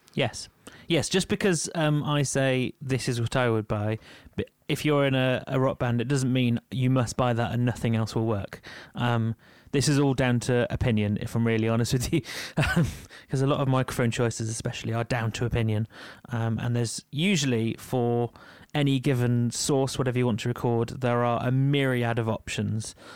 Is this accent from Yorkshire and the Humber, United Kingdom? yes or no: yes; Yorkshire and the Humber, United Kingdom; I'm from Yorkshire.